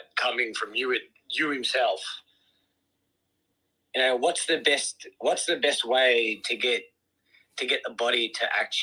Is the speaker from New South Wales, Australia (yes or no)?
no; Melbourne, Victoria, Australia; I'm from Melbourne, Australia